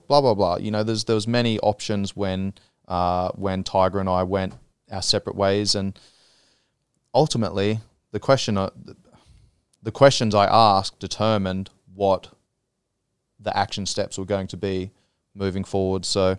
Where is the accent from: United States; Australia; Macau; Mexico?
Australia; now in Thailand; there's been times where I come back from Australia with friends and family and stuff, and I'm, you know, back here for a couple of weeks, and I'm like, oh, I don't have that same connection that, you know, I had back home.